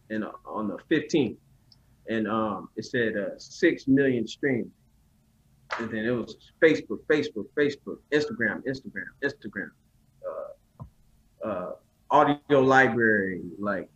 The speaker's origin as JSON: {"language": "English", "region": "Southern California", "country": "United States", "tie": "born or raised there", "also_born_or_lived": "New Orleans, Louisiana", "said": "I'm from Southern California by way of New Orleans. But I was raised in Southern Cali"}